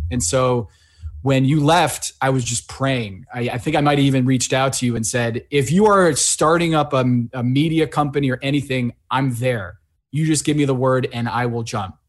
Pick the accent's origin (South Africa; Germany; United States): United States; Connecticut; also born or lived in Sao Paulo, Brazil; I grew up in Connecticut.